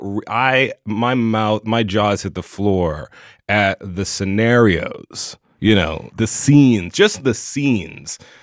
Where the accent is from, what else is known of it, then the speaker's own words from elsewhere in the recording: the South, United States; a gay boy growing up in the South